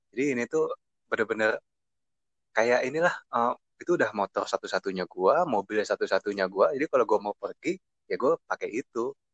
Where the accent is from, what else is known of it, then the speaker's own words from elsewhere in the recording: Bogor, West Java, Indonesia; Perkenalkan … gue dari Bogor.